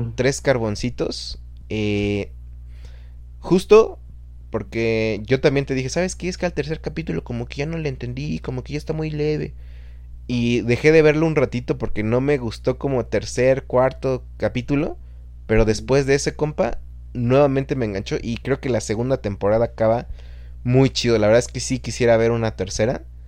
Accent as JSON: {"language": "Spanish", "town": "Chalco", "region": "State of Mexico", "country": "Mexico", "moved": "yes", "lives_now": "Guadalajara, Mexico", "said": "de donde nosotros somos, de Fernando y yo, de Chalco, en el Estado de México"}